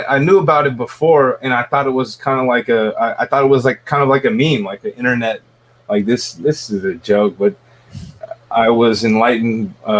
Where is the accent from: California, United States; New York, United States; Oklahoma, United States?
California, United States; San Jose; currently, I'm 29 years of age. … I'm from Almaden. It's a small town in South San Jose, California.